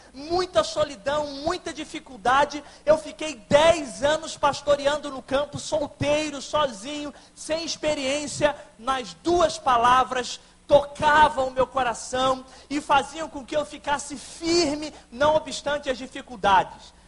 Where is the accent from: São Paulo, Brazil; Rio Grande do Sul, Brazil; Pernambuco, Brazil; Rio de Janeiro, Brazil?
Rio de Janeiro, Brazil; Barra do Piraí; Eu sou de Barra do Piraí, aqui no interior do estado do Rio, da Segunda Igreja Batista